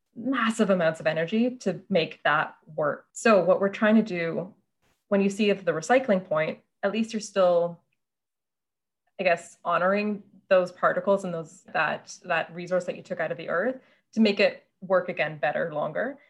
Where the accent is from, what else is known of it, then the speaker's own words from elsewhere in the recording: Canada; also born or lived in Germany; now in Toronto, Canada; growing up in Canada